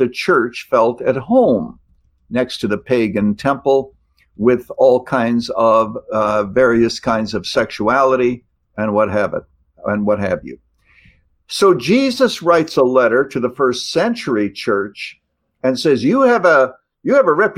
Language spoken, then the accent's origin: English; Canada; now in United States; I was born in Canada.